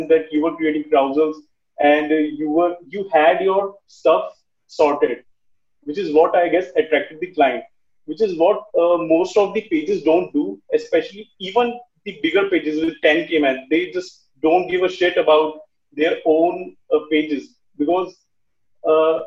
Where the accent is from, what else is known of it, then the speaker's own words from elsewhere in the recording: Chandigarh, India; I'm from Chandigarh